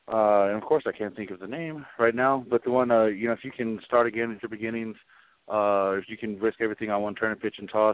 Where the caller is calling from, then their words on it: Colorado Springs, Colorado, United States; I'm calling from Colorado Springs, Colorado.